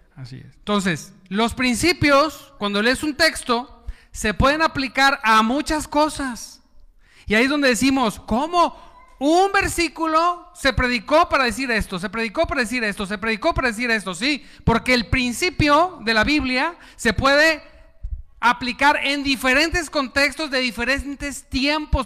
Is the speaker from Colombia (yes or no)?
no; Mexico; aquí en México, soy mexicano